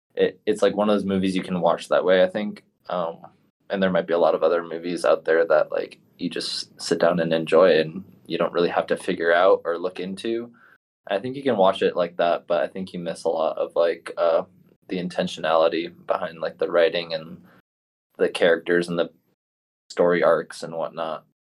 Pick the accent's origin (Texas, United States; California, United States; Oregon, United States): Oregon, United States; Portland; I'm actually from Portland, Oregon